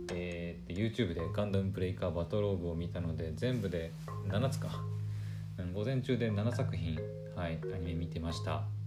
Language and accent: Japanese; Aomori, Japan; 私ね青森出身なので出身というか青森の出身で青森の人間なので